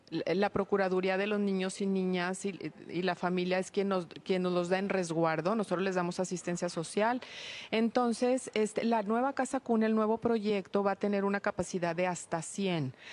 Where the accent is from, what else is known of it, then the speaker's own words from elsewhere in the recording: Torreón, Coahuila, Mexico; soy originaria de Torreón